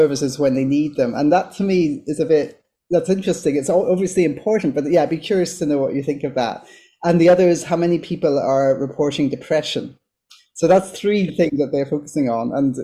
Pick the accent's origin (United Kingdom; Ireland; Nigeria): Ireland; I'm from Ireland